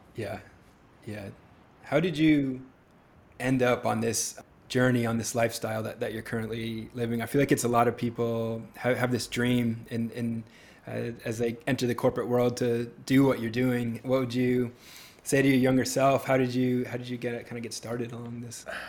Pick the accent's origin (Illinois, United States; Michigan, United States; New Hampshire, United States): New Hampshire, United States; growing up in New Hampshire, it was frigid